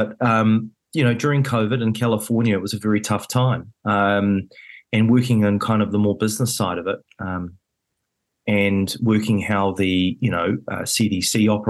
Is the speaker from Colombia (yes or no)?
no; New Zealand; it was a very rare position to be in as a Kiwi, being at basically one of the big, big cities in the world